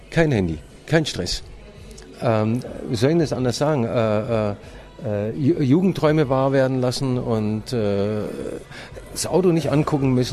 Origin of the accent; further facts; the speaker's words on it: West Germany, Germany; Ich bin, äh, ich bin äh, gebürtiger Ossi, aber im Westen aufgewachsen.